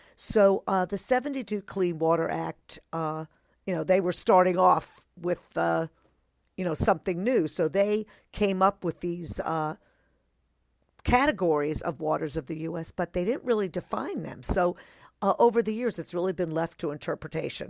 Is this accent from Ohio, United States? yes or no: no; New Jersey, United States; growing up in New Jersey